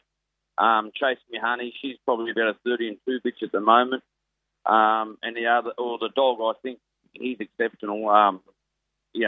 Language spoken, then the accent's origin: English; Richmond, New South Wales, Australia; I'm from Richmond